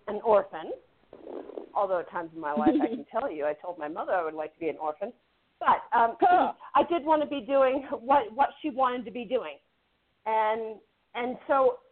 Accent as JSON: {"language": "English", "town": "San Francisco", "region": "California", "country": "United States", "tie": "born or raised there", "said": "I was born in San Francisco"}